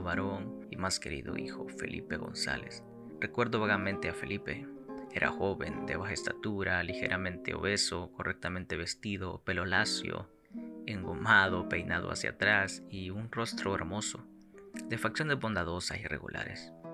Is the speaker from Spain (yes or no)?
no; Santiago de María, Usulután, El Salvador; desde la tierra del Salvador, departamento de Usulután, Santiago de María